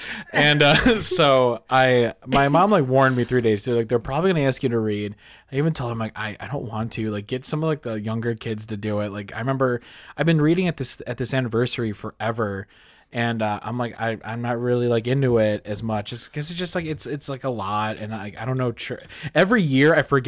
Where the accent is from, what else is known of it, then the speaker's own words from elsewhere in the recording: Ireland; Hey, I'm Irish.